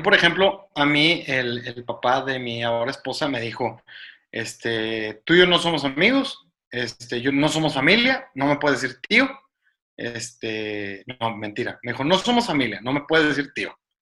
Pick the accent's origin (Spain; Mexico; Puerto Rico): Mexico; Monterrey, Nuevo León; dijimos que somos de Monterrey